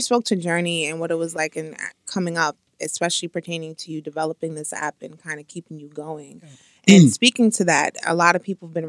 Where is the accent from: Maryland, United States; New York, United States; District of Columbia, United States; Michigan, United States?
New York, United States; New York City; I'm from the Bronx